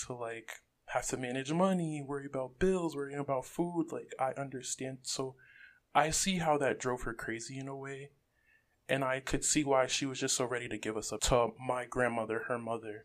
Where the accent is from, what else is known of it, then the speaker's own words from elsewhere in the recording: Rockland County, New York, United States; I'm not really from the Bronx. I'm more so like grew up in Rockland